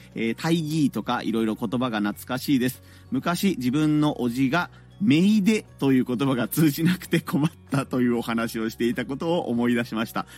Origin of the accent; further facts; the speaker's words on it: Hiroshima, Japan; moved away; 僕の実家があるところですね、子供の頃から大学生ぐらいまでを過ごした広島市